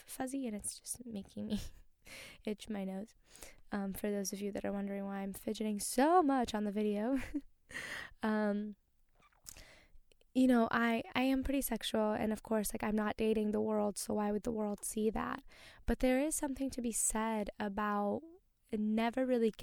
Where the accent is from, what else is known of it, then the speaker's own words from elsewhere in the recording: Brazil; moved away; I came from, you know, I was born in Brazil